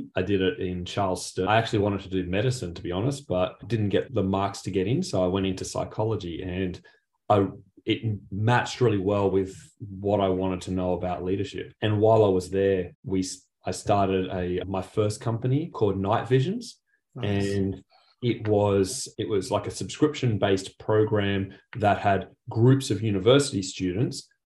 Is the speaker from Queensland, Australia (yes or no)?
no; Penrith, New South Wales, Australia; I actually grew up, if anyone's familiar with Sydney, grew up back in the Riff, Penrith